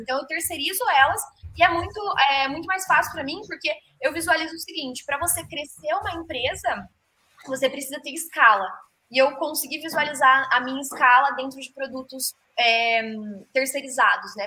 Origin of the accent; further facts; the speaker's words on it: Ourinhos, São Paulo, Brazil; eu sou de Ourinhos